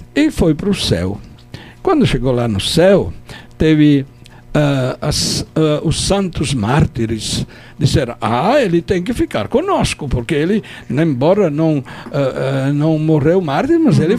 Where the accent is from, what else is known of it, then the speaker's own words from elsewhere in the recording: Turin, Piedmont, Italy; accent: Italian; Portuguese is a second language; moved away as an adult; also born or lived in Palmares, Brazil / Pesqueira, Brazil; now in Caruaru, Brazil; eu sou lá da região do Piemonte, Turim, é grande